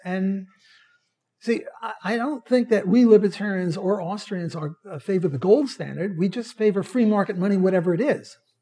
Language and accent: English; New York City, New York, United States; moved away; When I was a kid, I'm Jewish from Brooklyn